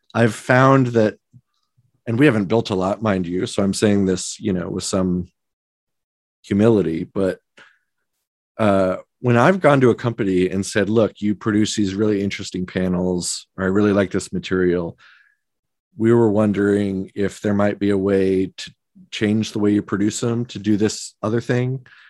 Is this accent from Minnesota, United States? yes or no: no; Omaha, Nebraska, United States; moved away; I grew up in Omaha, Nebraska